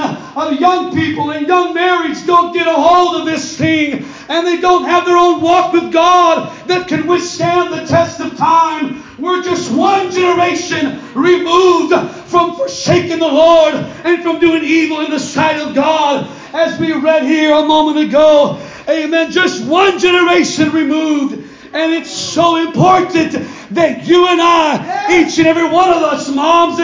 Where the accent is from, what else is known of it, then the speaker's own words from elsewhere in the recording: Stockton, California, United States; my friend, Brother Josh, and I, we grew up in Stockton Christian School